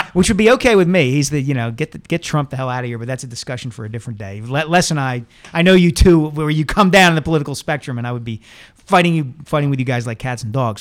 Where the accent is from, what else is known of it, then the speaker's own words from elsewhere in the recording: Montgomery County, just outside Philadelphia, Pennsylvania, United States; I didn't grow up in Philadelphia. I grew up just outside it